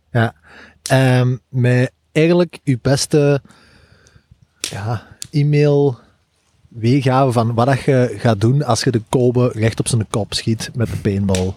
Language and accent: Dutch; Belgium; als Belgen